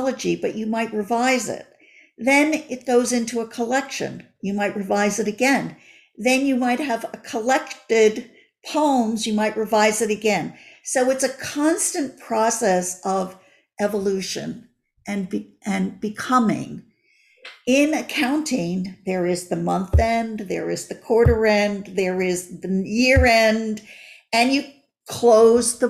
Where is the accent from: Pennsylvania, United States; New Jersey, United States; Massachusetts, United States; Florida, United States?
New Jersey, United States; Ridgewood; born or raised there; also born or lived in Paterson, New Jersey / Glen Rock, New Jersey / Wyckoff, New Jersey